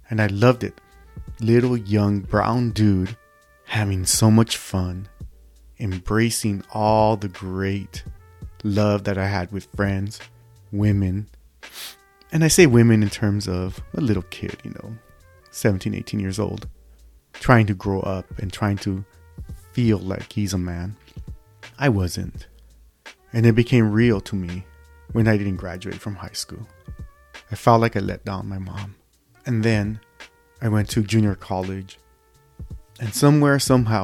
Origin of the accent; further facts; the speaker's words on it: Los Angeles, California, United States; born and raised in East Los Angeles, California, United States of America.